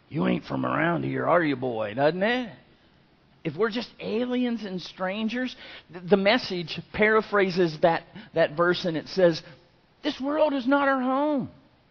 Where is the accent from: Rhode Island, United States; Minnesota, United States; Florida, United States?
Florida, United States; I'm from Florida